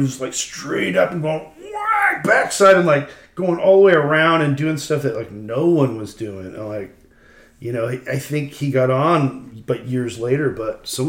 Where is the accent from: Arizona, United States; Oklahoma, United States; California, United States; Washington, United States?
California, United States; Manhattan Beach; When I grew up in Manhattan Beach, there was empty lots everywhere. Everyone had a front and back yard. There was only one-story houses. It was like a little beach town. It was beach town people.